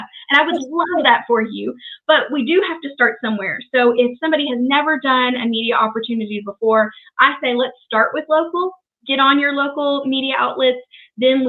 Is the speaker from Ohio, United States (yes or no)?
no; Shelbyville, Kentucky, United States; I was born and raised in Shelbyville, Kentucky